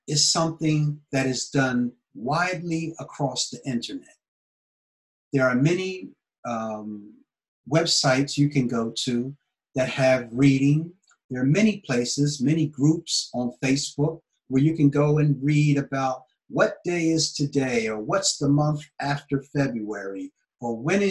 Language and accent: English; Philadelphia, Pennsylvania, United States; moved away as an adult; now in Japan; I was born in Philadelphia, Pennsylvania, in America